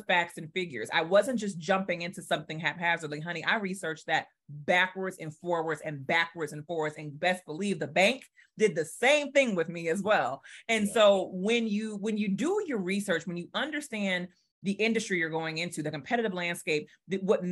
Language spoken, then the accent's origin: English; New Orleans, Louisiana, United States; I'm from New Orleans. So I went through Katrina.